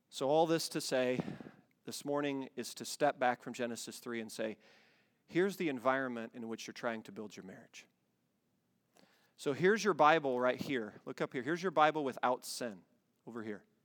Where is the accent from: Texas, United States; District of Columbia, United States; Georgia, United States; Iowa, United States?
Iowa, United States; moved away; We grew up in Iowa